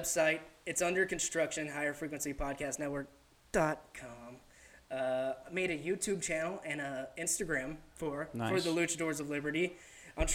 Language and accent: English; Pensacola, Florida, United States; my hometown of Pensacola, Florida